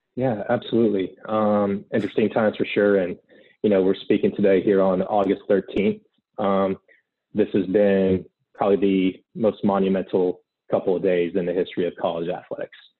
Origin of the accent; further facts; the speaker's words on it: Gainesville, Florida, United States; born and raised in Gainesville, Florida